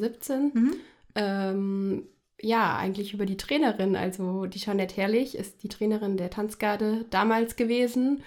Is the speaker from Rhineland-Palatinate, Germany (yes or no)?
no; Fulda, Hesse, Germany; also born or lived in Frankfurt; bin aufgewachsen in Fulda, noch besser am Petersberg